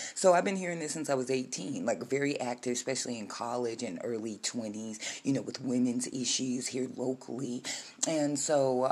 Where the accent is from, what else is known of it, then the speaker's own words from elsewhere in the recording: United States; I am a 50 year old black American woman who was born a United States citizen on United States soil, and I am an American